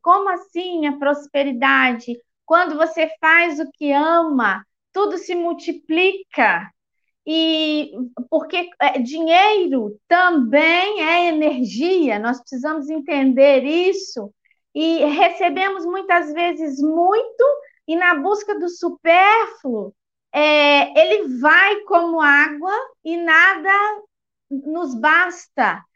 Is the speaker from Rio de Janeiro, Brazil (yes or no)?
no; Eugenópolis, Minas Gerais, Brazil; eu sou da cidade de Eugenópolis, Minas Gerais